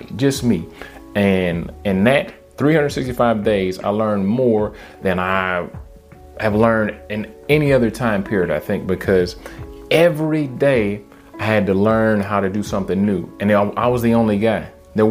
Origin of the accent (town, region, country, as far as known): Detroit, Michigan, United States; born or raised there; moved away as an adult